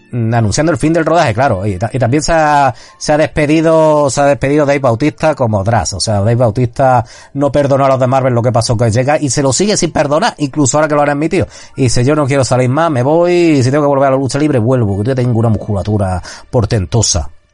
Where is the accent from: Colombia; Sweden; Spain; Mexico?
Spain; la gente que somos de aquí de España